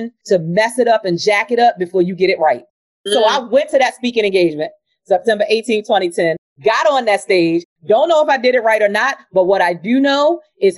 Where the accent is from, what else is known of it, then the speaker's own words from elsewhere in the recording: Baltimore, Maryland, United States; Born and raised in Baltimore. I had never been outside the confines of Baltimore, Maryland, because I grew up in poverty